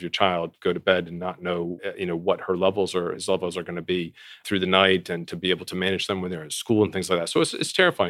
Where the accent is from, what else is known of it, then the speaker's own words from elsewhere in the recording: East Coast, United States; we're both from the East Coast